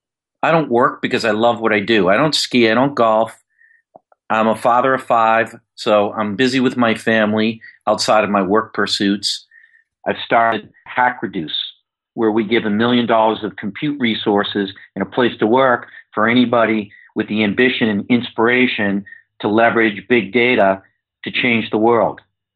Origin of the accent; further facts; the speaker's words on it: Yonkers, New York, United States; I'm a kid from Yonkers, New York. We had no money to travel anywhere.